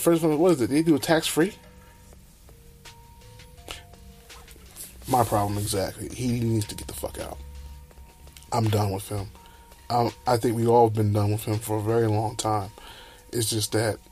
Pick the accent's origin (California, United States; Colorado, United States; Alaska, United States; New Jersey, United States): New Jersey, United States; I'm from New Jersey.